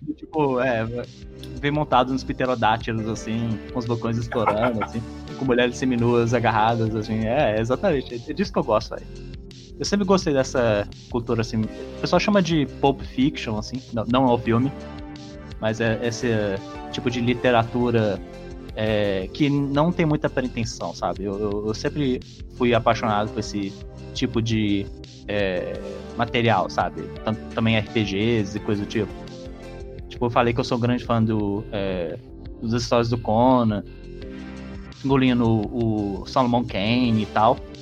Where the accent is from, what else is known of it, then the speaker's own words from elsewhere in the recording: Minas Gerais, Brazil; eu sou de Minas Gerais